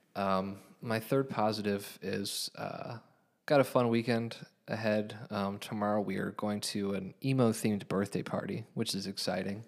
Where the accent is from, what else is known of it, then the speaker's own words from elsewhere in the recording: Hamilton, Ohio, United States; I was born in Hamilton, grew up in Hamilton, raised in Hamilton